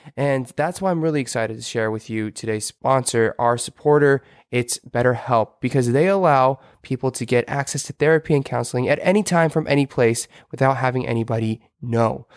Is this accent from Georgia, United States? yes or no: yes; Atlanta, Georgia, United States; moved away as an adult; also born or lived in Boston; We're American. Um, so yeah, we're American. We're born and raised in Atlanta